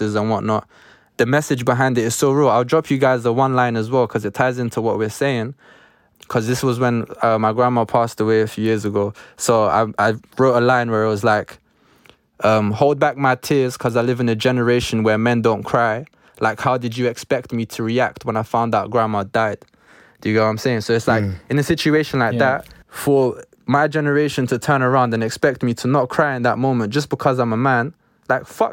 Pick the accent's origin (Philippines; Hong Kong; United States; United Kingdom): United Kingdom; London; born and raised in Northwest London